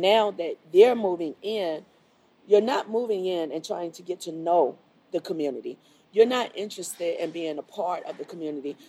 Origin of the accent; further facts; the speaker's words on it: Miami, Florida, United States; moved away as an adult; now in Charlotte, United States; I grew up in Miami.